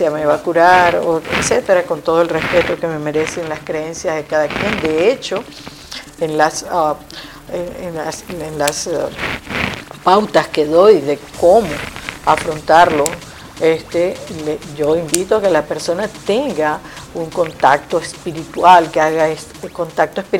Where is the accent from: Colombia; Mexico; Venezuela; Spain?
Venezuela; moved away; mi mamá murió estando yo aquí eh, después que me vine de Venezuela no pude estar allá en, Venezuela.